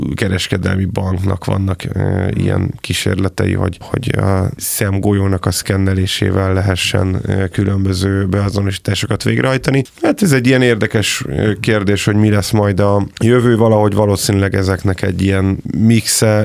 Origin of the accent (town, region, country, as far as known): Hungary